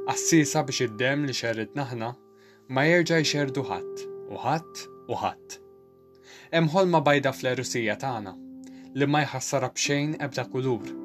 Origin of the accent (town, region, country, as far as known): Malta